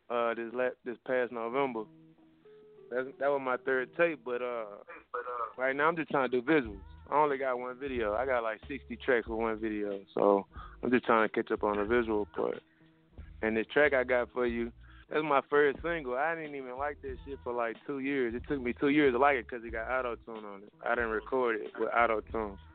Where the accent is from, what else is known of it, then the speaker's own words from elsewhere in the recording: Dallas, Texas, United States; now in Pittsburgh, United States; I'm calling from Pittsburgh, but I'm from Dallas though. I just moved out here.